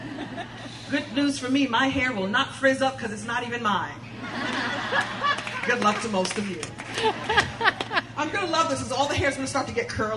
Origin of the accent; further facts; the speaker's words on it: New York City, New York, United States; I'm a girl from Brooklyn